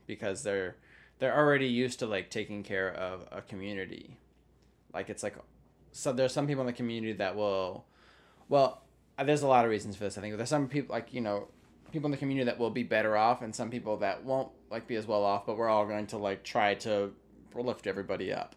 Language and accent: English; United States; me talking as an American